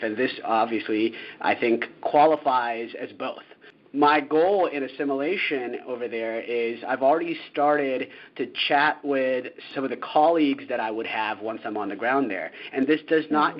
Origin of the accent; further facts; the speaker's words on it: United States; moved away as an adult; as an American moving abroad